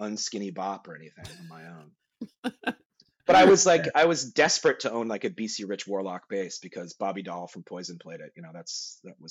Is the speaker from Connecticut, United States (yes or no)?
yes; Connecticut, United States; also born or lived in Vermont / New Hampshire; I moved to Connecticut after that. And then I did all my, from second grade through high school, was all in Connecticut